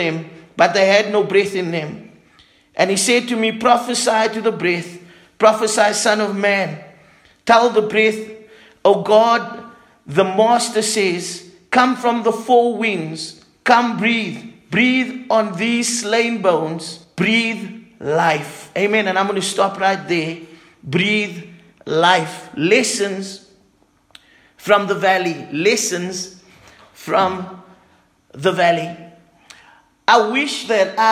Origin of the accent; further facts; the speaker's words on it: Cape Town, Western Cape, South Africa; moved away; I grew up in Cape Town